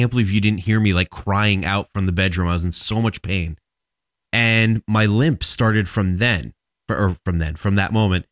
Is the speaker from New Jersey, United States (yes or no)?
yes; New Jersey, United States; She's more New Jersey, I think, than I am